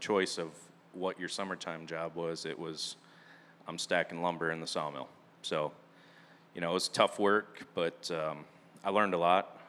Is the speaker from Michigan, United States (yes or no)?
yes; Ludington, Michigan, United States; born and raised in Ludington, Michigan. It's a little beach town on Lake Michigan.